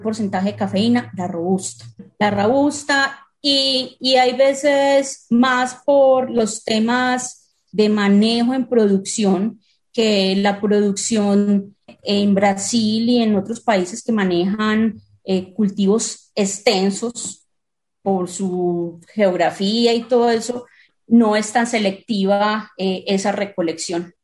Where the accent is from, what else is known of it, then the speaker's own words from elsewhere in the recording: Colombia; now in Medellín, Colombia; como país productor